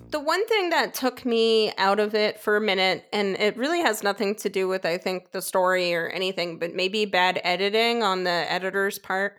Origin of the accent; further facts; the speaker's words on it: New York, United States; accent: New York; I'm from New York